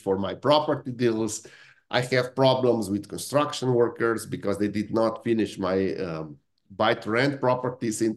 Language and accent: English; Slovenia; also born or lived in Italy (ancestry); now in United Kingdom; I come from Italian family that was that was really shaped by outside circumstances. Because on the same piece of land, in the same house, in 100 years, there are 4 different countries that we used to live in. It was Austrian Empire, then it was Italy, then it was Yugoslavia, and now in Slovenia